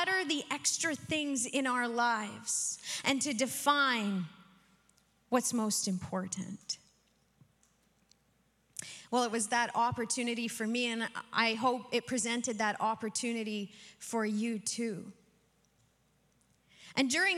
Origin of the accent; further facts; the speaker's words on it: Saskatchewan, Canada; I am from Saskatchewan